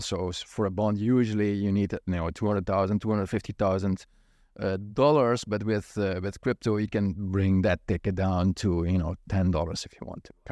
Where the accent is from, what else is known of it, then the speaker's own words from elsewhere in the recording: Netherlands; moved away; I grew up in Holland